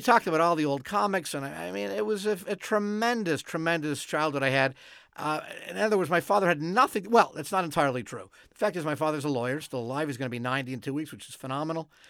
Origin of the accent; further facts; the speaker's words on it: Montreal, Quebec, Canada; moved away as an adult; now in Los Angeles, United States; growing up in Montreal